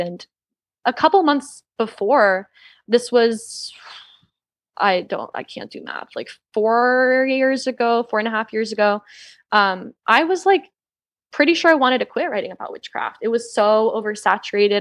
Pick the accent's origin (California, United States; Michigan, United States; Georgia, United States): Georgia, United States; now in Los Angeles, United States; I grew up in the Bible Belt. I grew up in Georgia